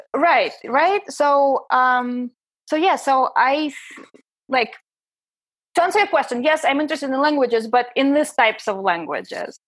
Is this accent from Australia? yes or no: no; Saint Petersburg, Russia; English is a second language; moved away as an adult; also born or lived in Prague, Czech Republic / Vienna, Austria / San Francisco Bay Area, United States; now in New York City, United States; I'm from Russia. My husband is originally from Los Angeles, but we met in Saint Petersburg, my hometown